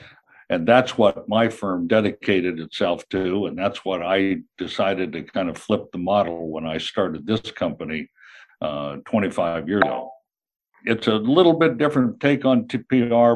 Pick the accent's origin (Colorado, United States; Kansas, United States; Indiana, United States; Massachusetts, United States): Kansas, United States; moved away as an adult; also born or lived in New York / Chicago / California; I'm originally from Kansas, where I am right now, but spent most of my career in New York, Chicago, and certainly on the West Coast in California